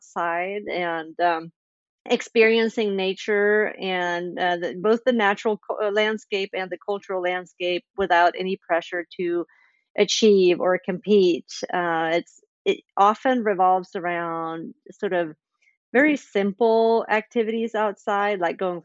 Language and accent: English; Sweden; moved away as an adult; also born or lived in Indiana, United States; I grew up in Sweden, but I've also lived in the States for 15 years. Just moved back to Sweden about 4 years ago